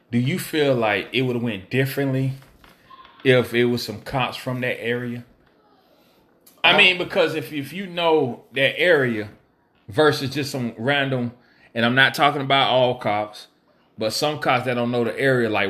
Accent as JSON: {"language": "English", "town": "Apple Valley", "country": "United States", "said": "I'm from okay, I'm from Apple Valley."}